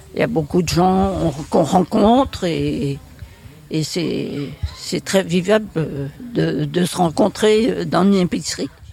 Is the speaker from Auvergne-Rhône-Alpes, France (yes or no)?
no; Saint-Gravé, Brittany, France; je suis de Saint-Gravé, je suis né à Saint-Gravé